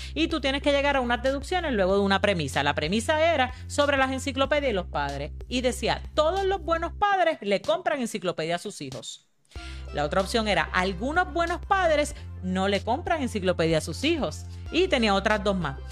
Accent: Caguas, Puerto Rico; yo soy de Caguas

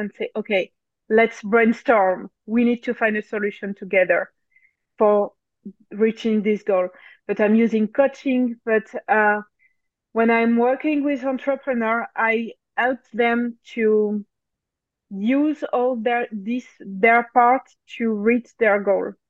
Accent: France; accent: French; English is a second language; So I'm French. Maybe you can notice my accent even if I try to erase it.

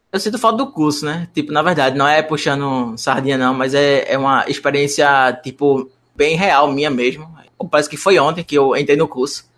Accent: Moreno, Pernambuco, Brazil; eu sou da cidade de Moreno, então eu não sou de Recife.

